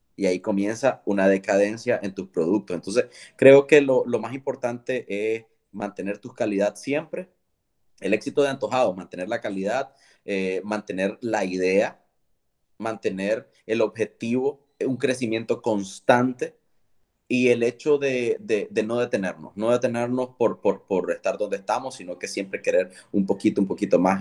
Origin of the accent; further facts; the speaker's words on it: León, Nicaragua; moved away as an adult; now in Managua, Nicaragua; León es mi ciudad, yo soy leonés